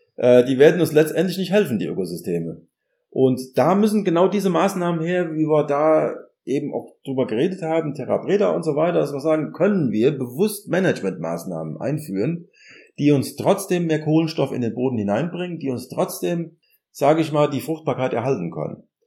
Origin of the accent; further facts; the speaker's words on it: Germany; moved away as an adult; also born or lived in Ireland; now in Gießen, Germany; man fühlt sich dann doch irgendwann als Deutscher